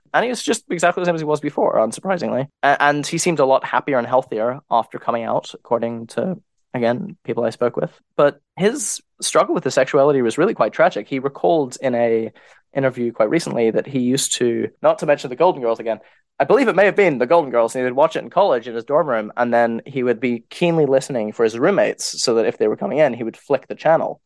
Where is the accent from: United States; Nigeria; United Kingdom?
United Kingdom; I'm a British writer